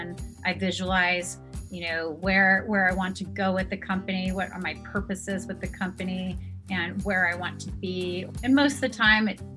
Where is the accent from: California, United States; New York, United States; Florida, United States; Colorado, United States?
California, United States; San Diego; now in Park City, United States; here in Park City, Utah, where we live. And we're originally from San Diego